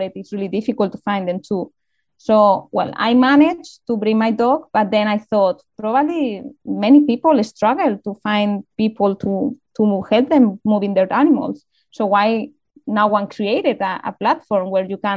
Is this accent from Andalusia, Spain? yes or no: no; Community of Madrid, Spain; I'm from Madrid, but I wasn't living in the capital, so it was a bit outside.